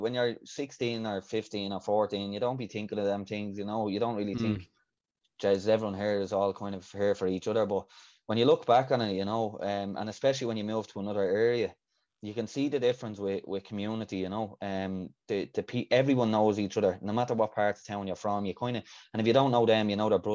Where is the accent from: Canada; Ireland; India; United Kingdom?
Ireland; Dublin, Leinster; I grew up there until I was 16